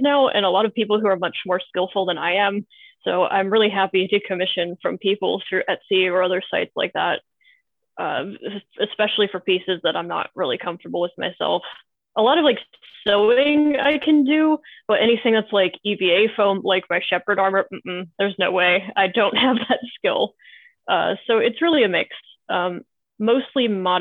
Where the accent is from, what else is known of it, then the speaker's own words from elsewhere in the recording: East Coast of the United States, United States; I'm from the East Coast